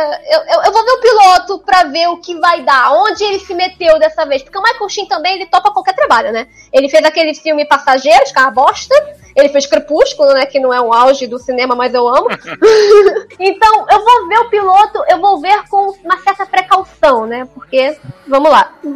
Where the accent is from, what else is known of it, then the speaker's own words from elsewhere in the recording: Rio de Janeiro, Brazil; eu sou carioca